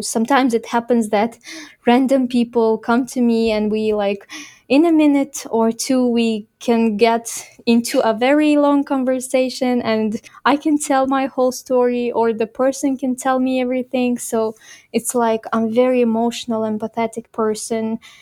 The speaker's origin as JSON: {"language": "English", "town": "Khorog", "region": "Gorno-Badakhshan", "country": "Tajikistan", "tie": "born or raised there", "moved": "as an adult", "lives_now": "Kyrgyzstan", "said": "the place where I grew up in Horog"}